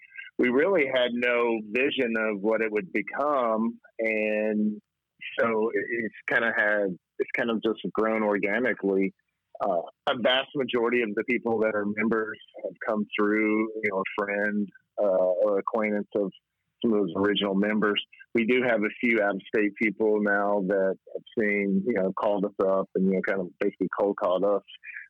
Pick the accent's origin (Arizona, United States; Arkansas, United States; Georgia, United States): Arkansas, United States; Mountain Home; So I grew up in Arkansas in a little town in North Arkansas named Mount Home.